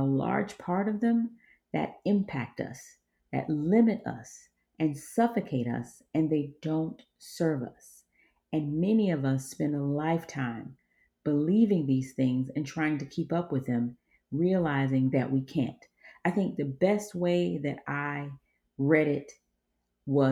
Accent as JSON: {"language": "English", "region": "Georgia", "country": "United States", "tie": "born or raised there", "said": "I was raised in Georgia by an East African father, West African mother, and an African community"}